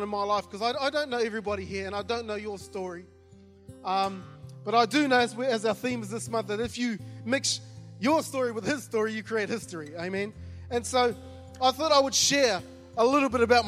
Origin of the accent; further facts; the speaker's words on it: New Zealand; moved away; when I was growing up, I grew up in New Zealand.